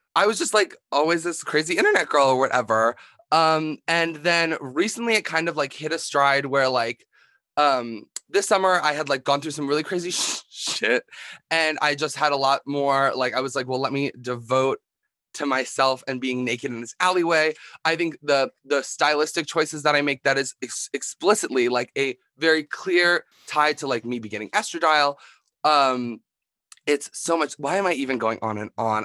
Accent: Philadelphia, Pennsylvania, United States; I'm from Philadelphia, Pennsylvania

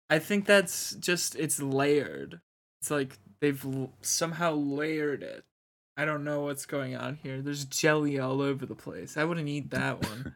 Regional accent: Wisconsin, United States; I'm from Wisconsin

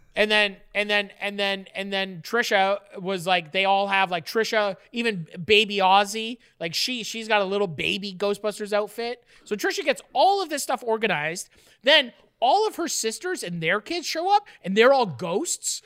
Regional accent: Ontario, Canada; also born or lived in Nova Scotia; I was in grade four, and it, it was when we moved to Ontario from Nova Scotia

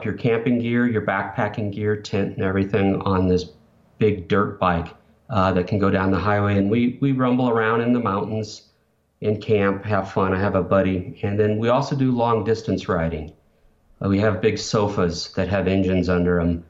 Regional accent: Denver, Colorado, United States; also born or lived in northern Indiana; moved from rural northern Indiana in 1979, 78, we moved from Indiana to Denver

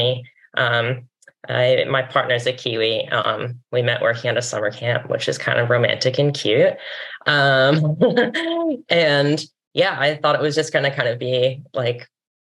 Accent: Connecticut, United States; moved away as an adult; now in New Zealand; quite permanently living in New Zealand, but I'm originally from Connecticut

